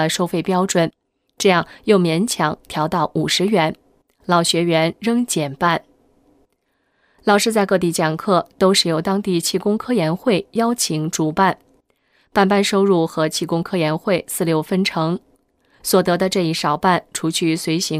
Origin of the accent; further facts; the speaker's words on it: Beijing, China; 我小时候在北京郊区的农村住过几年，关于佛道神及鬼的概念，都是坐在小板凳上听老太太们讲故事得来的。